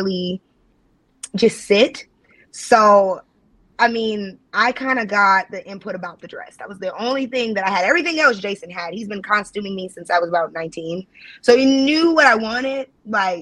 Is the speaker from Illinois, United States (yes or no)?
yes; Chicago, Illinois, United States; now in Cleveland, United States; I'm originally from Chicago, for those who don't know. I'm not from Ohio